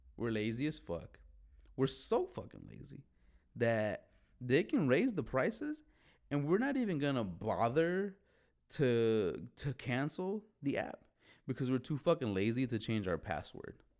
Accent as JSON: {"language": "English", "town": "Chicago", "region": "Illinois", "country": "United States", "tie": "born or raised there", "said": "growing up in Chicago"}